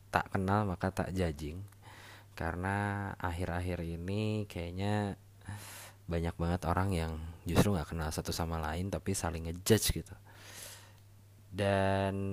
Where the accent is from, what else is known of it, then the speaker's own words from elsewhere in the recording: Bandung, West Java, Indonesia; gue lahir dan besar di Bandung jadi ibaratnya gue baru balik lagi nih ke Bandung